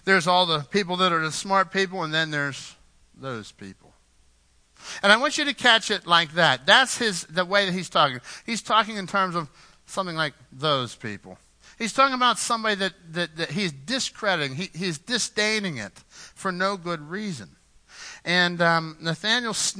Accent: Pittsburgh, Pennsylvania, United States; When I grew up in Pittsburgh, you know, when I started coming to the church from Pittsburgh

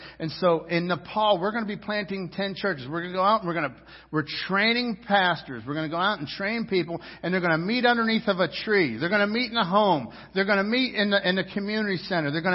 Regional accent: United States; I'm an American citizen. And I'm proud to be an American

